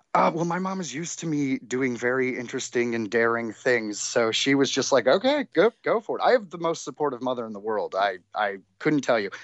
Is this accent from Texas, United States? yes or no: no; Detroit, Michigan, United States; now in Los Angeles, United States; I'm from Detroit